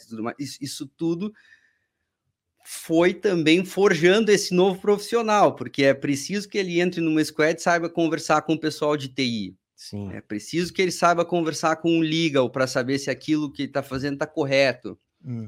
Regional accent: Porto Alegre, Rio Grande do Sul, Brazil; moved away as an adult; now in São Paulo, Brazil; sou gaúcho, Porto Alegre, estudei administração de empresas na Federal do Rio Grande do Sul

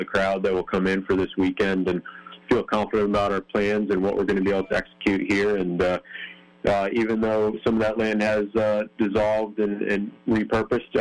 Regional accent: Northeast, United States; moved away; I grew up in the Northeast, and with that, spent a lot of time, my childhood years at the short tracks in the Northeast

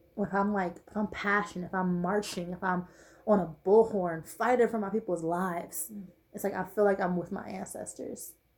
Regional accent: Los Angeles, California, United States; moved away; Me leaving where I was raised, I'm from Watts.

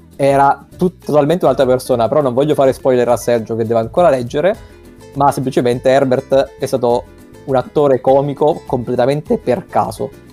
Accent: Abruzzo, Italy; dalle nostre parti, cioè in Abruzzo

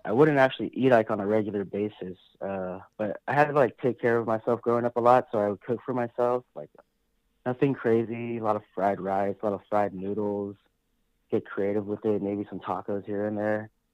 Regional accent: San Diego, California, United States; also born or lived in Las Vegas; I'm a Filipino American. I was born and raised here in San Diego

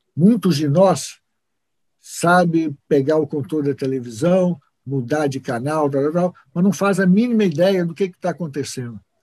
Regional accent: Brazil; nós somos brasileiros

